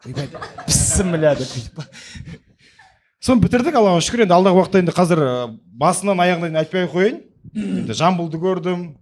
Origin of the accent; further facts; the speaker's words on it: Kazakhstan; енді барлығымыз қазақпыз ғой енді сондықтан енді жаным қазақ болғаннан кейін болмысым қазақ болғаннан кейін